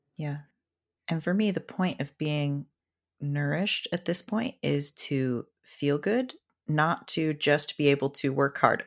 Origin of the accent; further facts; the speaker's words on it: Seattle, Washington, United States; I grew up in Seattle